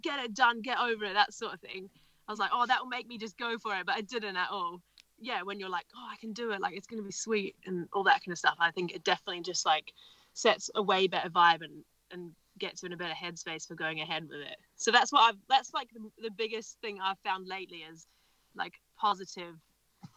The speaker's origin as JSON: {"language": "English", "region": "Nelson", "country": "New Zealand", "moved": "as an adult", "lives_now": "Wales, United Kingdom", "said": "I'm from Nelson in New Zealand, which is an awesome place"}